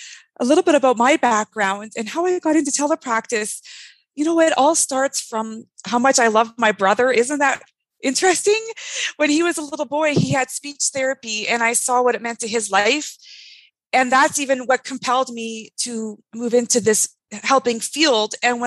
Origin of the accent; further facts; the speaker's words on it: Canada; also born or lived in California; journey took me on the map to California, where I also experienced all those settings. And finally, I'm from Canada. It was time to come home. So I moved to Ontario, and that's where we launched Tiny Eye.